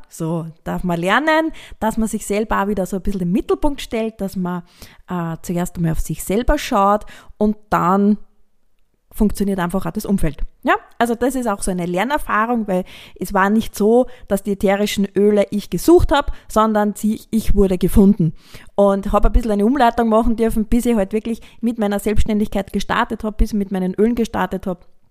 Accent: Austria; bei uns in Österreich

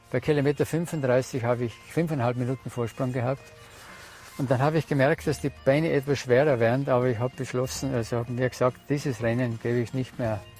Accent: Aurach, Tyrol, Austria; ich komme aus Aurach, bin also ein waschechter Tiroler und äh, ich bin 71 Jahre alt

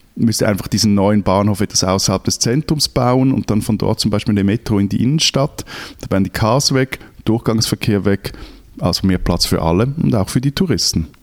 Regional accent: Switzerland; ich als Schweizer

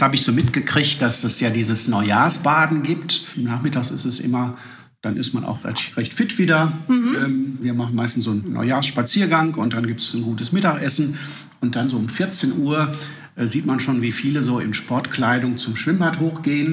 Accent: Duisburg, North Rhine-Westphalia, Germany; ich komme aus Duisburg

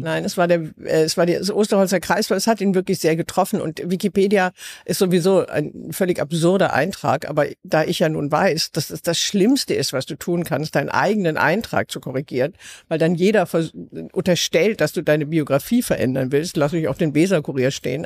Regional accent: Southern Germany, Germany; ich komme aus Süddeutschland.

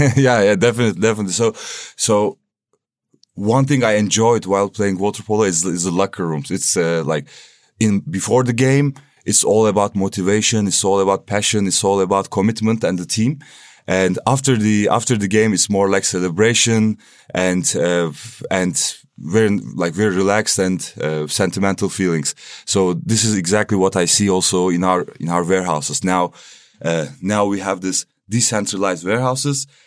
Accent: Istanbul, Turkey; moved away as an adult; now in Berlin, Germany; I'm coming from Turkey, Istanbul

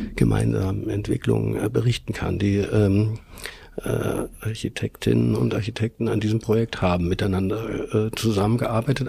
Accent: Hamburg, Germany; moved away as an adult; now in Vienna, Austria; bin ich zwar in Hamburg aufgewachsen, also geboren und aufgewachsen, aber ich habe einen ungarischen Vater

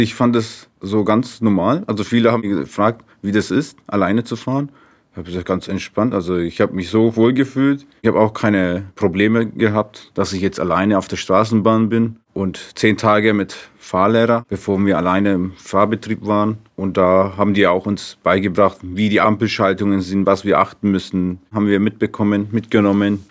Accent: Nuremberg, Bavaria, Germany; Ich bin in Deutschland geboren

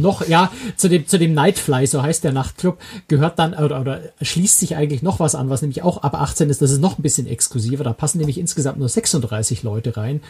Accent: Bavaria, Germany; erlaube ich mir jetzt mal als Bayer

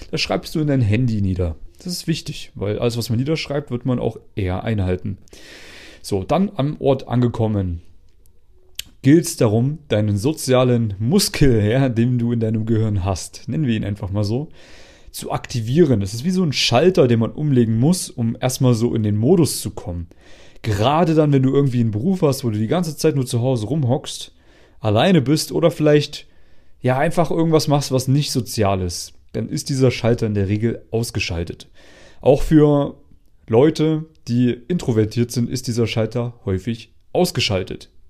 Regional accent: East Germany, Germany; now in Vienna, Austria; Ich bin ja aus Ostdeutschland. Also die, die immer so eine Kartoffel im Mund haben, wenn sie reden.

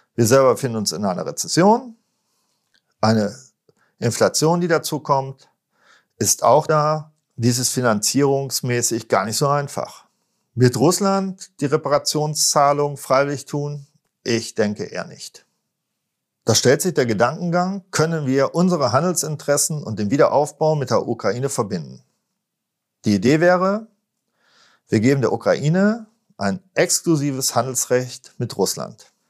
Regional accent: Germany; als Deutsche

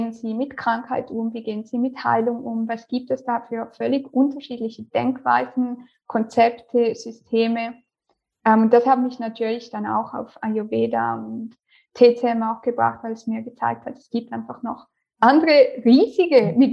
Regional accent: St. Gallen, Switzerland; now in Lausanne, Switzerland; Meine Firma ist noch angemeldet in St.

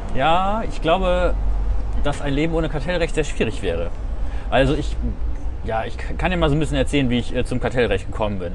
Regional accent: Diepholz, Lower Saxony, Germany; moved away as an adult; also born or lived in Wesel, North Rhine-Westphalia / Münsterland; now in Bremen, Germany; Geboren bin ich in Wesel in NRW. Ah. Wir haben früher eine Zeit lang im Münsterland gelebt, sind dann wieder äh, zurück in die Heimat meiner Mutter gezogen, äh, ins Bremer Umland. Hab dann da auch mein Abi gemacht in Diepholz

